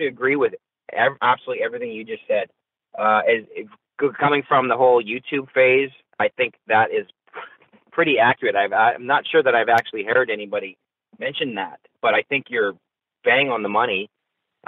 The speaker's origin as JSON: {"language": "English", "country": "Canada", "said": "I'm from Canada. All four of us are from Canada. So I love my home country"}